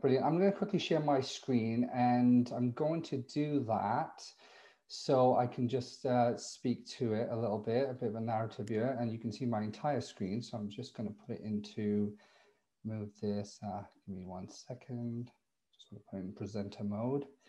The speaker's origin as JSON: {"language": "English", "region": "Wales", "country": "United Kingdom", "also_born_or_lived": "Bristol / Cardiff", "moved": "yes", "lives_now": "Toronto, Canada", "said": "I'm from Wales originally"}